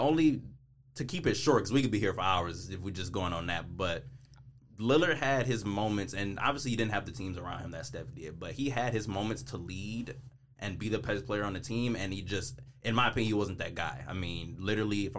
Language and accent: English; Detroit, Michigan, United States; I'm from Detroit